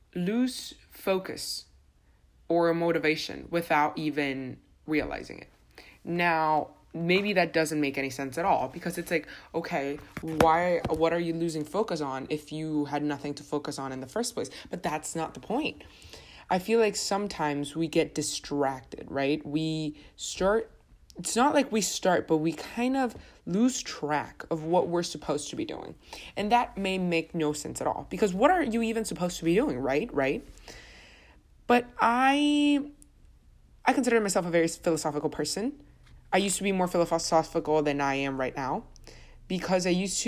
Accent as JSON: {"language": "English", "country": "Honduras", "moved": "yes", "said": "I'm from Honduras"}